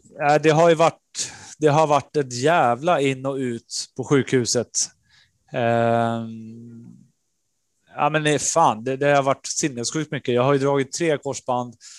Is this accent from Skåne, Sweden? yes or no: no; Norrtälje, Stockholm County, Sweden; also born or lived in Nerja, Spain; Jag kom från Norrtälje, och skulle in i, i Stockholmsscenen